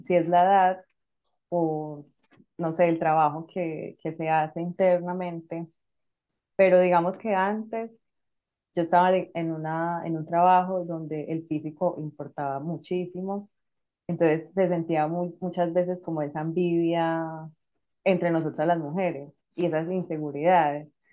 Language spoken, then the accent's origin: Spanish; Colombia; now in Madrid, Spain